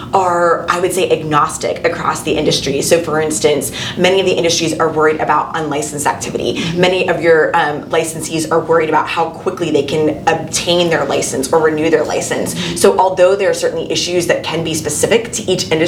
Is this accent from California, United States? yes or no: no; Bradenton, Florida, United States; I was born and raised in Bradenton.